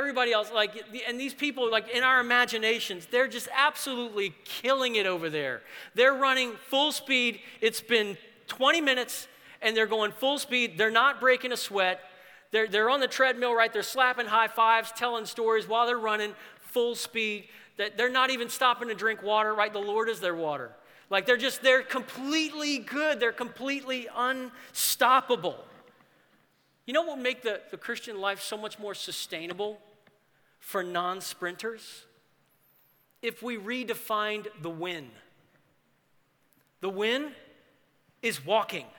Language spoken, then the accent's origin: English; New Orleans, Louisiana, United States; the church that I grew up in New Orleans